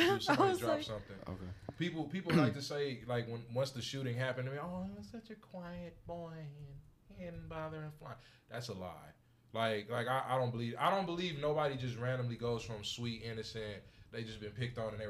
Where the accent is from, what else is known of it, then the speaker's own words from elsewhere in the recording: United States; we're American